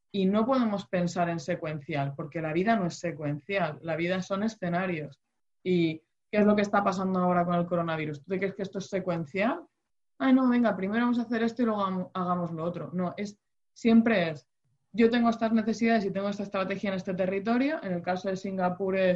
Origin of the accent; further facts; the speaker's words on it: Spain; En el caso de España, que somos la huerta de Europa y demás